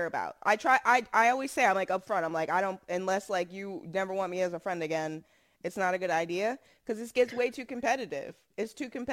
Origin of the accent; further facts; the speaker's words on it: United States; Black Americans